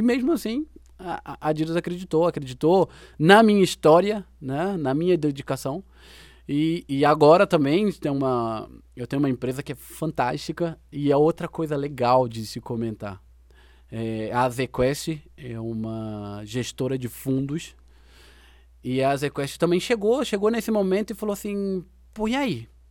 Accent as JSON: {"language": "Portuguese", "country": "Brazil", "said": "nossa vida como brasileiro"}